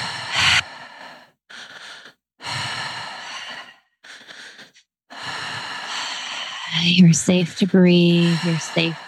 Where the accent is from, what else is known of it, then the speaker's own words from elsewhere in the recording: Canada; accent: Canadian; my Canadian accent